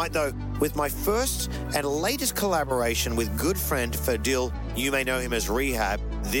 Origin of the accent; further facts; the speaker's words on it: Sydney, New South Wales, Australia; from my hometown of Sydney, Australia